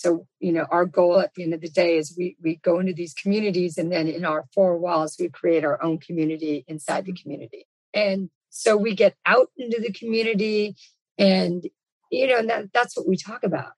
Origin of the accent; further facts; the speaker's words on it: Los Angeles, California, United States; I'm born and raised in Los Angeles